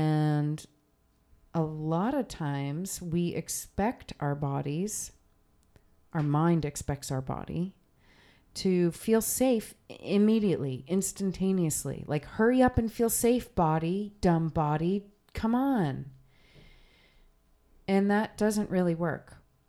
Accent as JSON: {"language": "English", "region": "New Jersey", "country": "United States", "said": "I'm from New Jersey. It's plenty cold in New Jersey."}